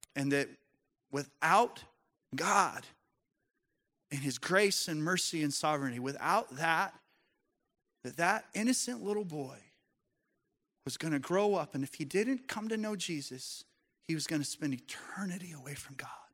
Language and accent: English; Colorado, United States; I grew up in Colorado